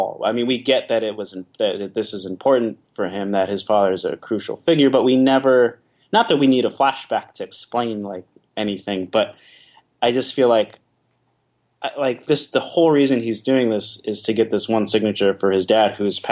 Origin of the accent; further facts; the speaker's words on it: New York City, New York, United States; being a New Yorker